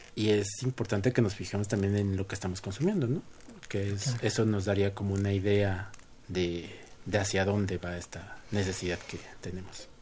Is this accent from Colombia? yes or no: no; Mexico